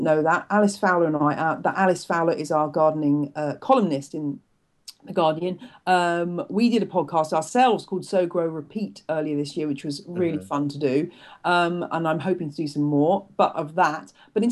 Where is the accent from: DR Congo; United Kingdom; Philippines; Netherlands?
United Kingdom; also born or lived in Louisiana, United States; being a Brit down there at the time